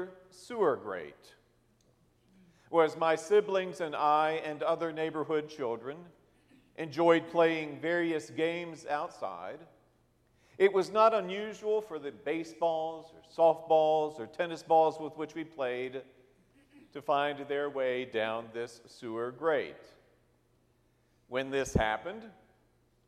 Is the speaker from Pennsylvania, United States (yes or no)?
no; Harrisonburg, Virginia, United States; I grew up in Harrisonburg, Virginia, as the youngest of five children.